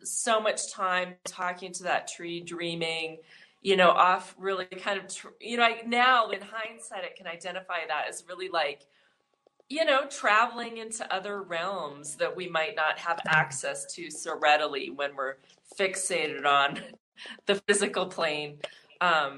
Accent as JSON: {"language": "English", "town": "Missoula", "region": "Montana", "country": "United States", "tie": "born or raised there", "also_born_or_lived": "Germany", "said": "in the neighborhood I grew up in Montana. I'm from Missoula."}